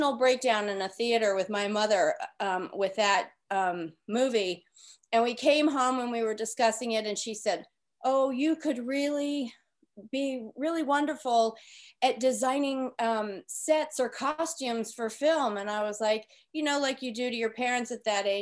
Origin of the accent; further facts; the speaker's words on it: California, United States; I was born and raised in California